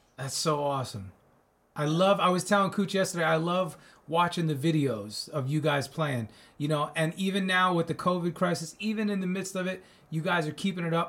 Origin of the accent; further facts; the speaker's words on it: Commack, New York, United States; also born or lived in Northport, New York; I'm from Long Island myself